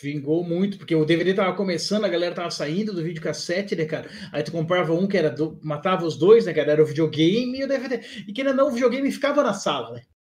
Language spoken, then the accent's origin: Portuguese; Blumenau, Santa Catarina, Brazil; eu sou aqui de Blumenau, né, Santa Catarina